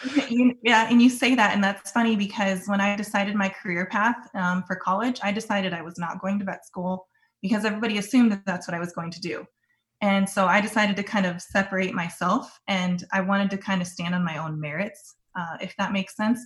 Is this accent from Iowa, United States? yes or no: yes; Sioux Center, Iowa, United States; also born or lived in Oklahoma; I grew up in Northwest Iowa in Sioux Center, and I grew up on a small family cow calf operation